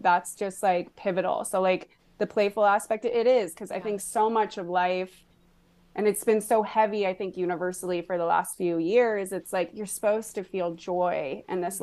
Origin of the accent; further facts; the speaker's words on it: Boulder, Colorado, United States; moved away as an adult; now in Austin, United States; I was in Colorado, which I wasn't born in, but I was raised in from the time that I was like three. So I grew up in Boulder, Colorado.